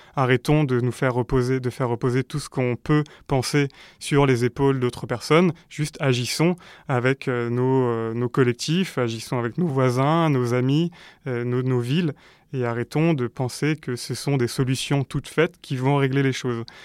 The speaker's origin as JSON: {"language": "French", "country": "France", "said": "en tant que Français"}